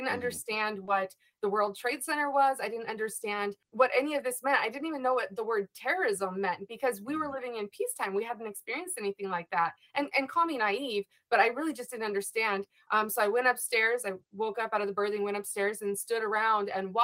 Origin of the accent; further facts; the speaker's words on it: California, United States; I am originally from California